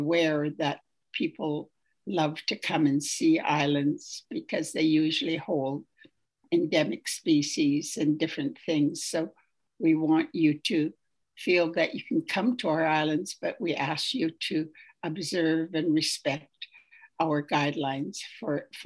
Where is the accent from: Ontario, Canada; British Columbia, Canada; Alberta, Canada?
British Columbia, Canada; Haida Nation; I'm from the Haida Nation